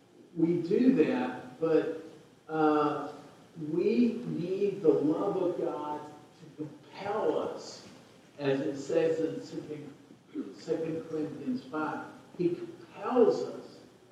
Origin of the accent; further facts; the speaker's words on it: Waco, Texas, United States; I was born in Waco. I grew up in Waco, blah, blah, blah.